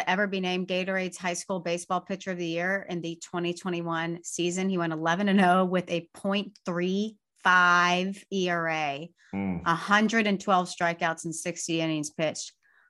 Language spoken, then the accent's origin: English; Sugar Land, Texas, United States; He lost out to our guy who is also from Texas, Sugar Land, Texas, Kevin Copps, my hometown.